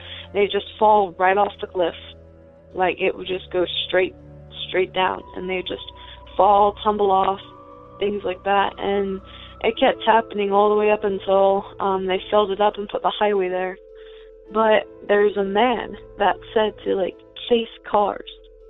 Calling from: Bethel, Ohio, United States; This is … again, from outside Cincinnati, Ohio, really rural area. I live kind of around Bethel, in Bethel, kind of just outside of it, really.

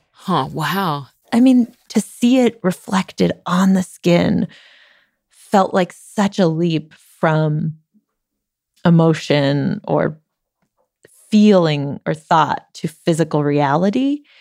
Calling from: London, United Kingdom

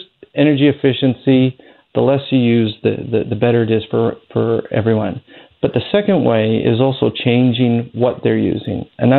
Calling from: Surrey, British Columbia, Canada; I'm calling in from Surrey

